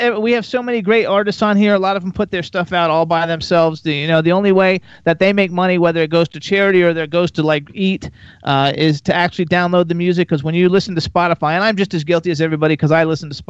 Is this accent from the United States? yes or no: yes; Florida, United States; I want to go back because, like, I'm from Florida originally. I lived there for 48 years